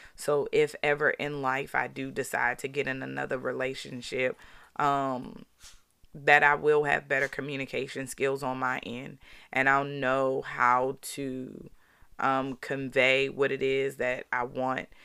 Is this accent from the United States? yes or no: yes; Baltimore, Maryland, United States; growing up in Baltimore